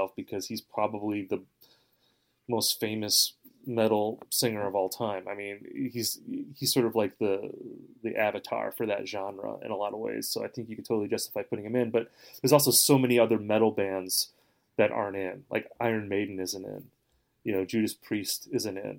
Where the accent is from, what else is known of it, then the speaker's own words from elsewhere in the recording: Midwest, United States; I'm from the Midwest